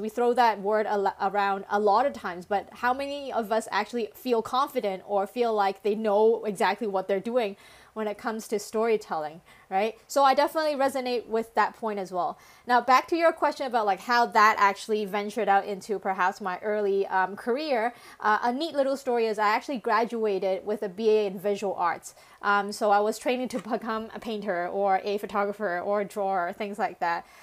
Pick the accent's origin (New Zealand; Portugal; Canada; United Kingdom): Canada; English is a second language; now in Hong Kong; my family decided to immigrate to Canada, where I spent most of my childhood